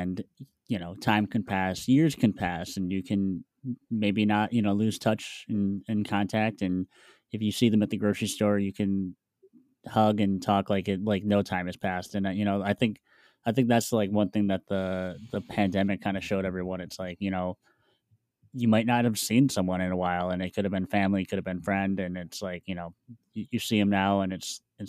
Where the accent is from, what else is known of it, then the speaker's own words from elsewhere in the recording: Wisconsin, United States; also born or lived in Milwaukee, Wisconsin; I'm from Wisconsin